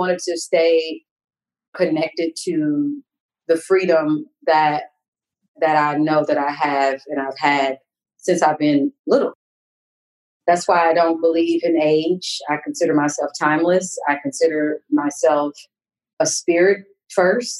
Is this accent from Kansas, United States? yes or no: yes; Kansas, United States; moved away; also born or lived in New York; growing up in Kansas